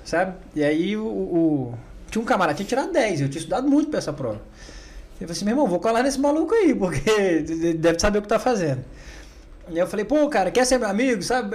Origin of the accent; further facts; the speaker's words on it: Brasília, Federal District, Brazil; also born or lived in Goiânia; eu nasci em Goiânia, mas sempre é, morei em Brasília